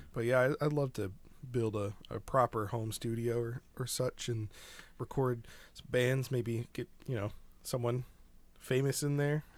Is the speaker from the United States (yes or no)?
yes; Rittman, Ohio, United States; it's a place called Rittman, Ohio, up by Akron